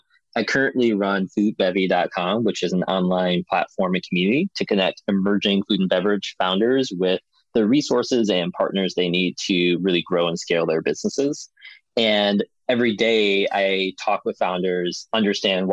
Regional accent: Chicago, Illinois, United States; now in Madison, United States; I grew up in Chicago, in the city there

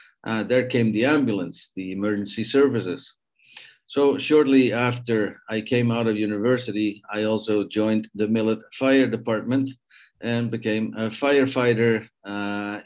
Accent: Netherlands; also born or lived in Canada; now in Mexico; I'm a Dutch Canadian living in Mexico, meaning I was born in the Netherlands, and at a certain age, I left the Netherlands to go find fame and fortune in other places in the world

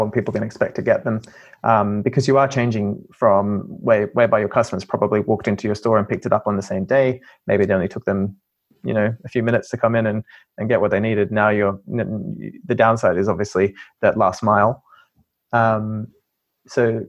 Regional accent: Australia; moved away as an adult; now in United Kingdom; I'm from Australia, as you probably could have told.

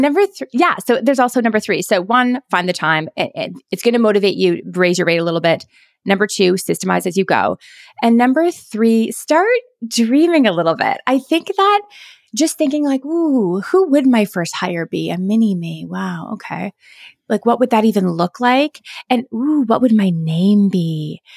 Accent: Canada; I'm Canadian

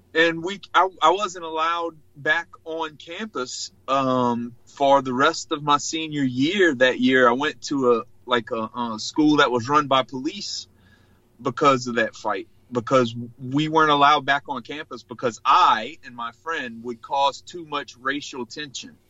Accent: Choctaw Bay?, South Louisiana, United States; born and raised in South Louisiana, from a small rural community called called Chack Bay

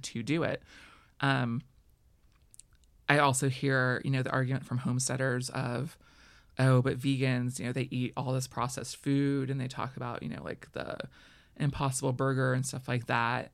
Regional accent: Florida, United States; I grew up in Florida where we boycotted certain restaurants

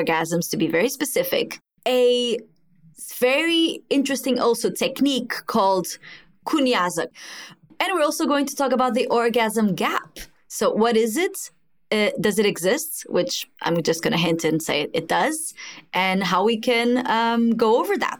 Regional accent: Mozambique; I am actually from Mozambique, from Africa

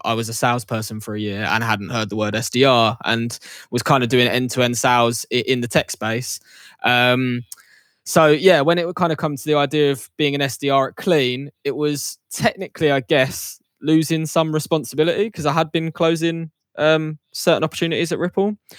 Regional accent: Essex, East of England, United Kingdom; also born or lived in York; growing up in Essex, London had always been on the peripheral

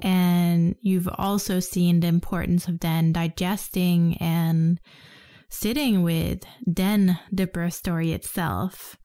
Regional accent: Denmark; growing up in Denmark

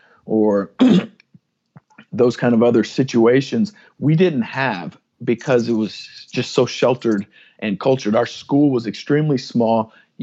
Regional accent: San Antonio, Texas, United States; also born or lived in Kansas; So I'm from San Antonio, Texas, raised as a military brat, and although my wife will tell you that I was born in Kansas, we've moved around a handful of times and ended up in San Antonio, Texas, about my third grade year.

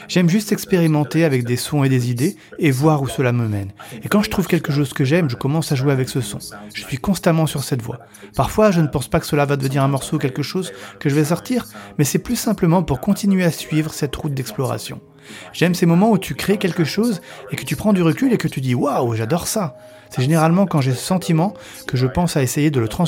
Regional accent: Colchester, East of England, United Kingdom; French is a second language; also born or lived in Newcastle; alors je suis né à Newcastle, mais quand j'avais 4 ans, notre famille a déménagé à Colchester, dans l'Essex. Nous y avons vécu jusqu'à mes 18 ans et nous sommes retournés dans le nord, à Newcastle.

